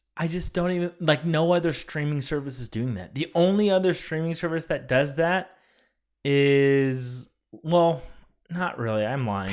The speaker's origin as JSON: {"language": "English", "region": "California", "country": "United States", "tie": "born or raised there", "said": "my hometown of California"}